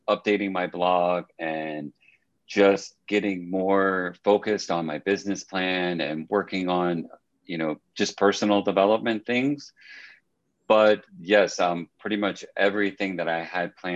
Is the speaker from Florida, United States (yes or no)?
yes; North Florida, United States; moved away as an adult; grew up in a small town in North Florida